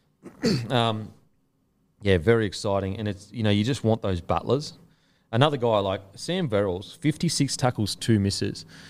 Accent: Gold Coast, Queensland, Australia; I'm from the Gold Coast

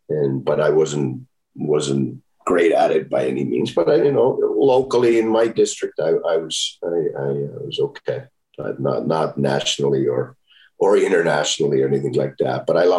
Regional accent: Finland; Well, there's so many things from my hometown that I like. This is meat pie that they make in a small bakery there that our family's owned for 90 years now.

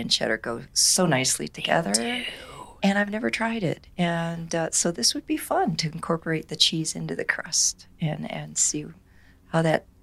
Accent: Michigan, United States; I, I hail from Michigan

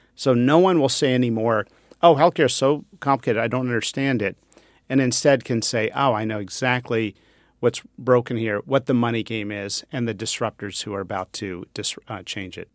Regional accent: Pennsylvania, United States; I grew up near the Amish in Pennsylvania

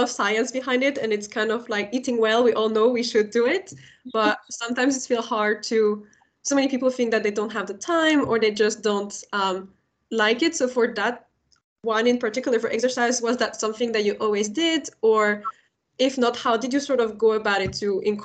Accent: France; I'm from France, and the whole culture in France still is generally very oriented towards having one right answer

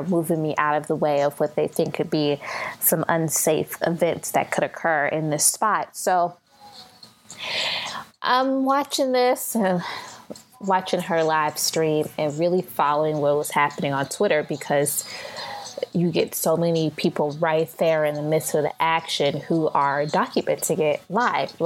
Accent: St. Louis, Missouri, United States; Now, I'm from St. Louis. I live in St. Louis

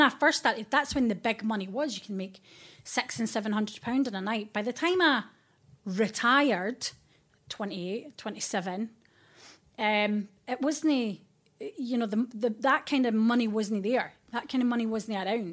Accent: Fife, Scotland, United Kingdom; moved away as an adult; now in London, United Kingdom; I am from Fife, the kingdom of the kingdom Fife

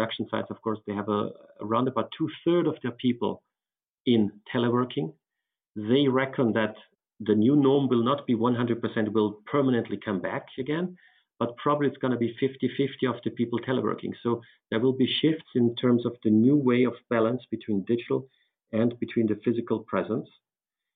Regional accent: Austria; my home country, Austria

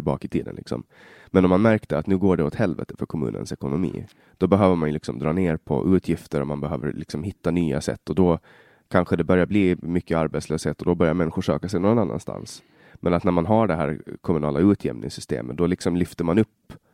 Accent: Finland, Åland, Åland Islands; first language Swedish; also born or lived in Stockholm, Sweden; jag kommer ju från Åland i, i Finland då, och vi har lite annorlunda system

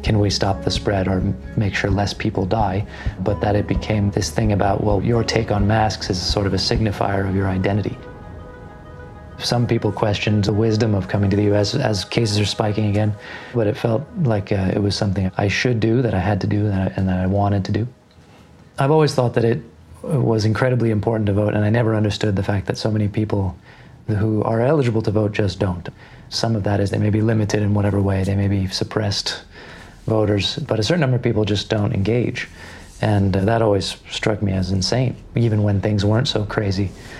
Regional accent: Japan; also born or lived in New York City, United States; now in United States; I am originally from New York City, American passport, but grew up largely outside of the US. When I was a younger kid, I lived in Japan until I was 10. I went back to New York for university.

